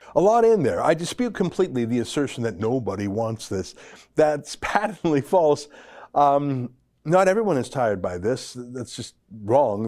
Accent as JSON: {"language": "English", "region": "Alberta", "country": "Canada", "said": "I'm from Alberta"}